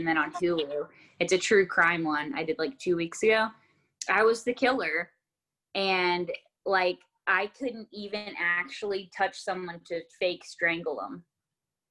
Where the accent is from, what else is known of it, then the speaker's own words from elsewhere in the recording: Texas, United States; I was born in Texas